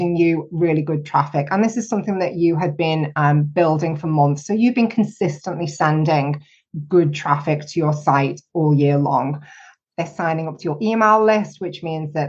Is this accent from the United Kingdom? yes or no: yes; United Kingdom; me being terribly British